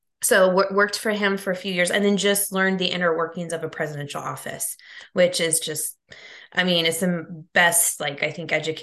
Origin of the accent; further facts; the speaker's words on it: San Diego, California, United States; also born or lived in Fullerton / Miami; I'm from San Diego, so Southern California.